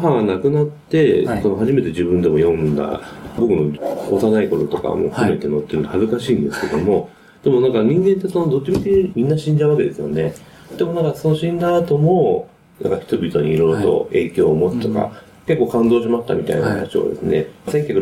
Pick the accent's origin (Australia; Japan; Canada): Canada; also born or lived in United States; そのカナダで、アメリカで生まれてカナダで育ったんですけども、そのカナダで予想以上に日本人というのはいなかったんですね、当時。